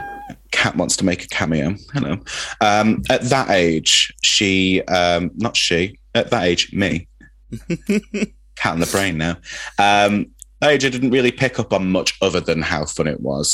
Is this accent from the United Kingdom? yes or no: yes; Manchester, North West England, United Kingdom; where I grew up in Manchester in Openshaw